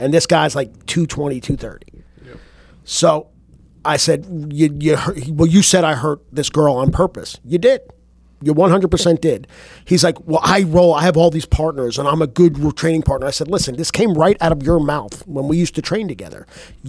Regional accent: New Jersey, United States; now in Carrollton, United States; I flew home to New Jersey, was driving from the airport to my hometown

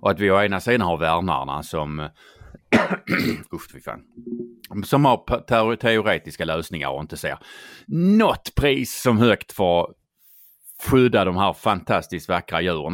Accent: Skåne, Sweden; accent: Scanian; jag är ju skåning

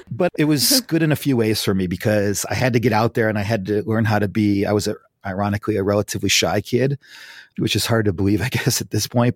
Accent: Fairport, New York, United States; now in Pasadena, United States; I grew up in a small town called Fairport. It's outside of Rochester, New York

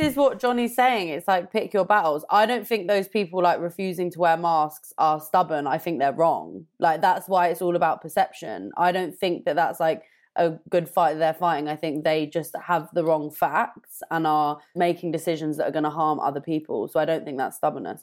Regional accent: London, United Kingdom; I'm from North London

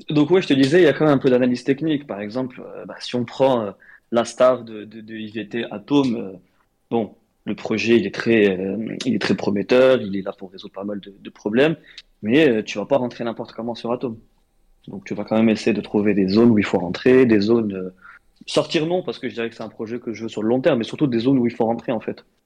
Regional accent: Morocco; moved away as an adult; now in France; j'ai grandi au Maroc

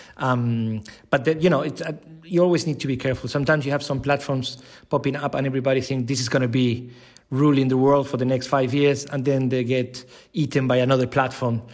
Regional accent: Buenos Aires, Argentina; moved away as an adult; now in Switzerland; I'm originally from Argentina, Buenos Aires.

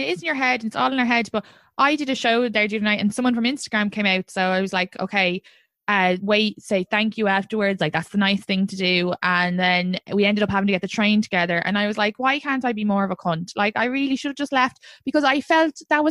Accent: Ireland; moved away; I'm from Ireland?

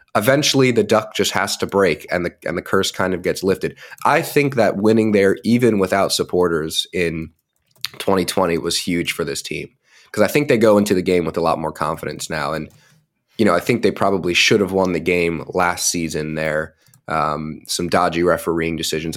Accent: United States; as an American

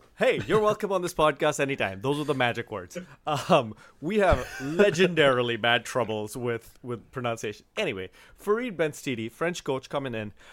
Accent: India; I'm from India

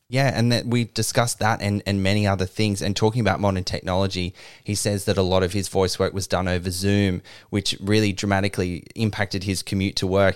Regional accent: Sydney, New South Wales, Australia; I'm from Sydney

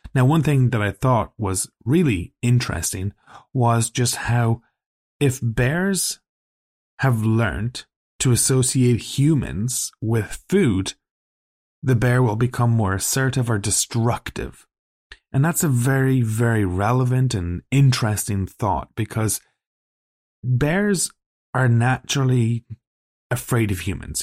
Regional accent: Ireland; we're both Irish. You know, we grew up in Ireland where there's no wild animals

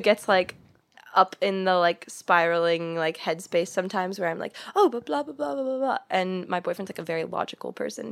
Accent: St. Louis, Missouri, United States; moved away as an adult; now in Los Angeles, United States; I grew up in Saint Louis, and then I went to college in Saint Louis.

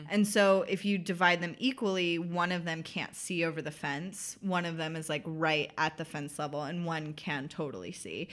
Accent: the South, United States; accent: Southern; I'm from the South, so people do Southern accents at me

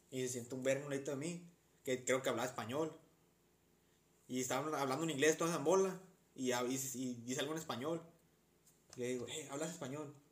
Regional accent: Sinaloa, Mexico; ¿De dónde eres? De, Sinaloa.

